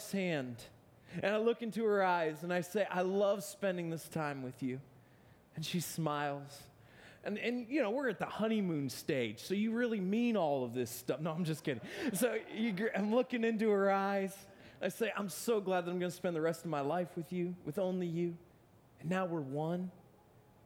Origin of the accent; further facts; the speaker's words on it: Akron, Ohio, United States; Born and bred in Akron, Ohio